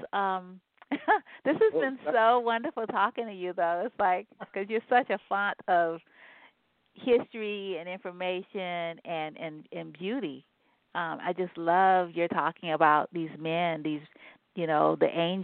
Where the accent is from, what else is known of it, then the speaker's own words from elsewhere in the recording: San Francisco, California, United States; also born or lived in New Orleans, Louisiana; I'm from New Orleans, Louisiana, and I grew up in San Francisco